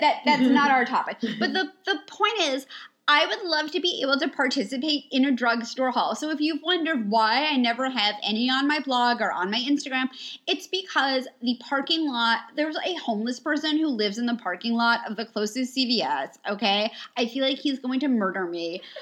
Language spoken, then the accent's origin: English; New York, United States; moved away as an adult; also born or lived in United Kingdom; now in Los Angeles, United States; we're both originally from New York